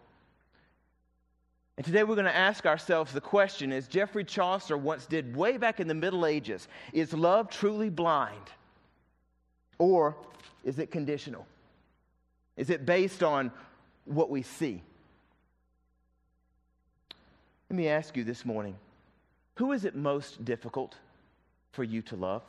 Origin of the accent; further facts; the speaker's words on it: the South, United States; accent: southern; my southern accent